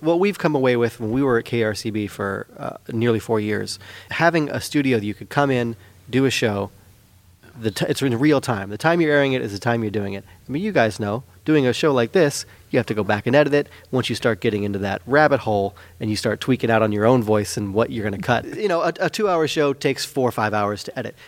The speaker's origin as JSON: {"language": "English", "town": "Petaluma", "region": "California", "country": "United States", "tie": "born or raised there", "moved": "as an adult", "lives_now": "Santa Rosa, United States", "said": "growing up in Petaluma, I feel very fortunate to have grown up in Petaluma"}